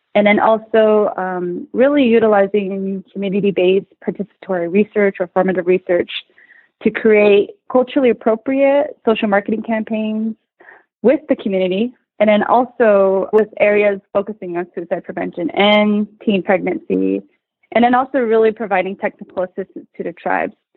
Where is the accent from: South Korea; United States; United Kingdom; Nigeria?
United States; New Mexico; now in Portland, United States; I'm originally from Vicente, New Mexico. It's a small rural community